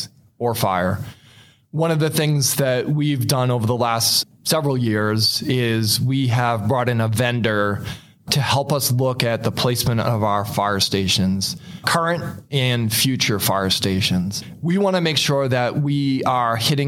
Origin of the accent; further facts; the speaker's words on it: Massachusetts, United States; moved away as an adult; now in Goodyear, United States; I'm originally from Massachusetts